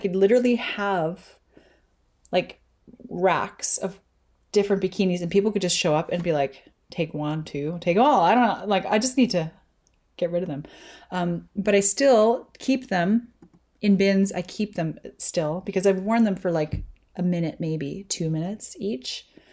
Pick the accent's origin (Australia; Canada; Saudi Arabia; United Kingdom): Canada; I'm Canadian